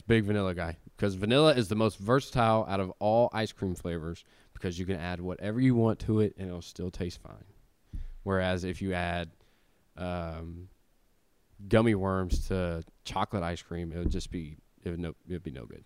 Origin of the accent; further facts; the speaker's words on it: Tennessee, United States; growing up in Tennessee, um, my whole life